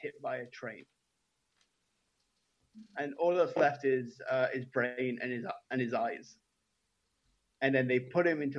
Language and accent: English; England, United Kingdom; I'm English